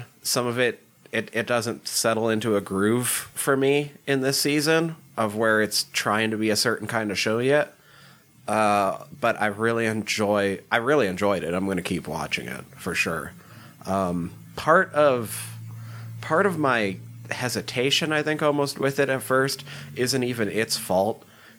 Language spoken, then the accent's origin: English; small town Montana, United States; also born or lived in Dillon, Montana; I am from small town Montana. Very small town. Much smaller than Letterkenny.